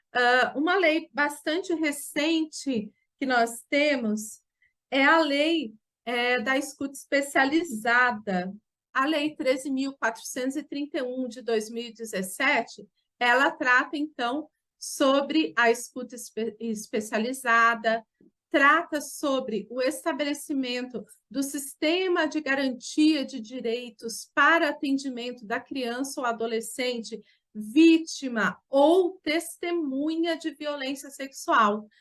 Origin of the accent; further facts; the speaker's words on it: Jacareí, São Paulo, Brazil; sou aqui de Jacareí, no estado de São Paulo.